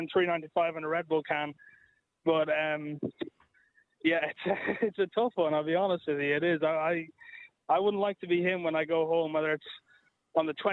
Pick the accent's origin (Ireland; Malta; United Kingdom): Ireland; as Irish